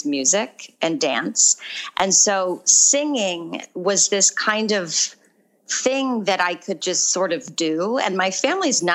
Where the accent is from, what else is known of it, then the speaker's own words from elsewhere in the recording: Orange County, California, United States; moved away as an adult; also born or lived in Arizona; I grew up in Orange County